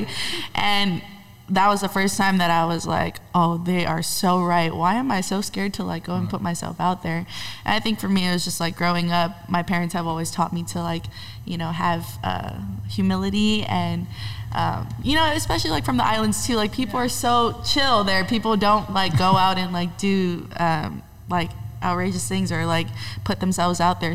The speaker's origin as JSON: {"language": "English", "town": "Honolulu", "region": "Hawaii", "country": "United States", "moved": "yes", "lives_now": "Los Angeles, United States", "said": "I'm originally from Honolulu, Hawaii"}